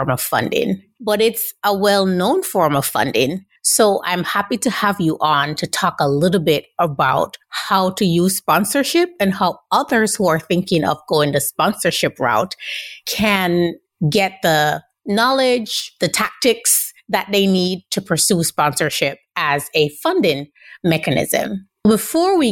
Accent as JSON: {"language": "English", "country": "Jamaica", "said": "I'm Jamaican myself."}